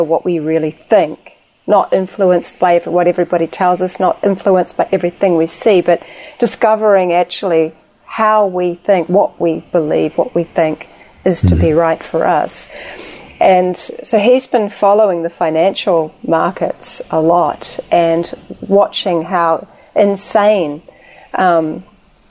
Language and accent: English; New Zealand; my home country of New Zealand